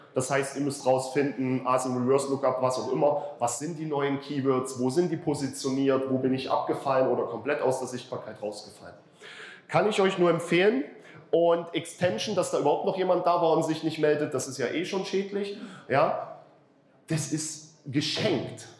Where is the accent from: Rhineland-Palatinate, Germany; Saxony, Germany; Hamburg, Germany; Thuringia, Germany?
Saxony, Germany; ich bin Sachse